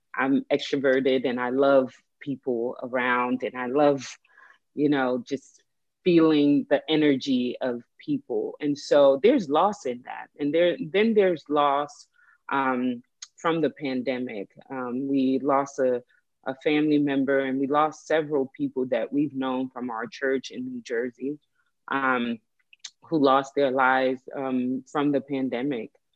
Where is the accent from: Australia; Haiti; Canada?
Haiti; now in United States; I was born in Haiti